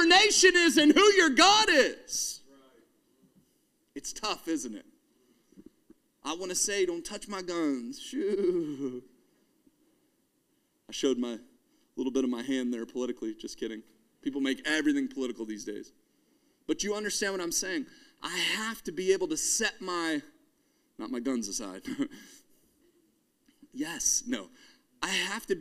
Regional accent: United States; as an American

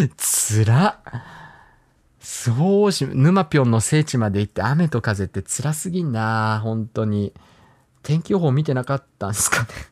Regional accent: Hokkaido, Japan; moved away; also born or lived in Sapporo; 僕もね、あの、北海道出身で、ずっとね、あのー、札幌に住んでたんですけれども

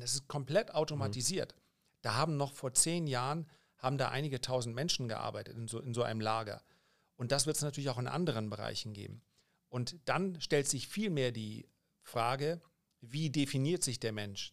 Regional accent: Germany; die meisten meiner Landsleute

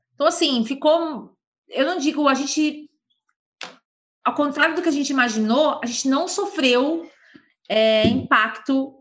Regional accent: São Paulo, Brazil; Sou de São Paulo

